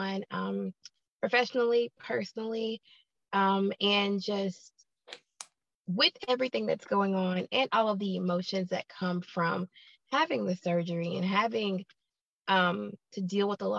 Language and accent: English; Huntsville, Alabama, United States; I am from Huntsville, Alabama in the United States